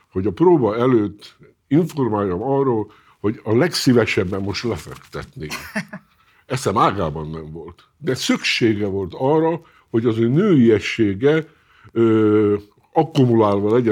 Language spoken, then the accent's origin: Hungarian; Hungary; Én avval nem foglalkozom, magyar vagyok, illetve akkor foglalkozom, kimegyek külföldre, akkor tudom, hogy nem külföldi vagyok, hanem magyar.